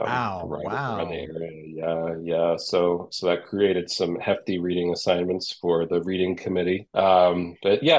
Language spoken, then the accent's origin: English; Charlotte, North Carolina, United States; moved away as an adult; also born or lived in New York; I grew up in Charlotte and moved away for 10 years after college to New York, and I've been back a little over 5 years